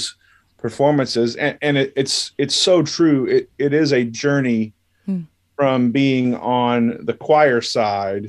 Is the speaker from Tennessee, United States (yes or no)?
no; Paris, Texas, United States; Our schools in the hometown where I grew up in Paris, Texas